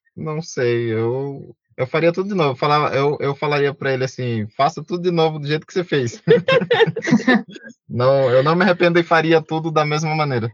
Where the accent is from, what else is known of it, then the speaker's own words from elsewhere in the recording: Brazil; eu sou é, do Brasil, sou brasileiro